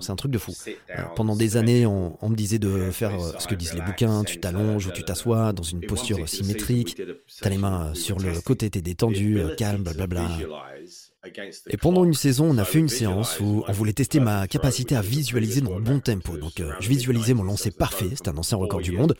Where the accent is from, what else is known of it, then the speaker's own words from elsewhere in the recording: United Kingdom; j'aimais aussi faire des compètes chez moi au Royaume-Uni